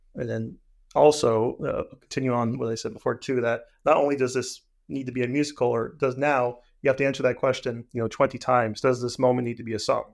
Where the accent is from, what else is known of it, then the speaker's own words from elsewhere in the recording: Hamilton, Ontario, Canada; I'm from Hamilton, so theater Aquarius was my, you know, regional theater